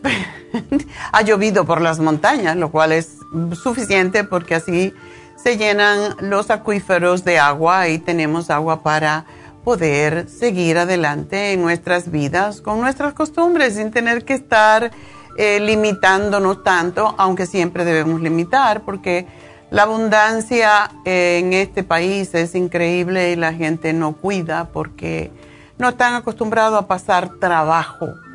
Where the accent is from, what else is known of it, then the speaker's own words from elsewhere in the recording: Cuba; moved away; los cubanos tenemos la, costumbre de bañarnos varias veces al día